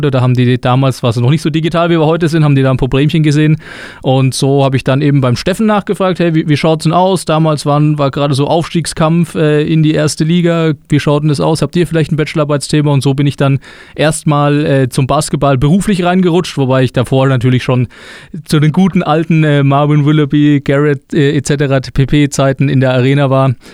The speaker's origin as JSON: {"language": "German", "town": "Güntersleben", "region": "Bavaria", "country": "Germany", "tie": "born or raised there", "said": "Ich bin aufgewachsen in Güntersleben tatsächlich, also in in der Nähe von Würzburg. Ähm, aber ja, meine komplette Kindheit in Güntersleben verbracht"}